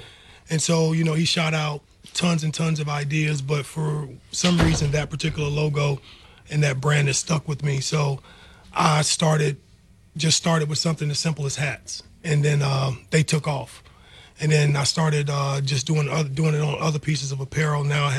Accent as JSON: {"language": "English", "region": "South Carolina", "country": "United States", "tie": "born or raised there", "also_born_or_lived": "Virginia", "moved": "as an adult", "lives_now": "Birmingham, United States", "said": "I'm originally from South Carolina, and yeah, I grew up there. I spent my whole life there, and I went to college at Virginia Union."}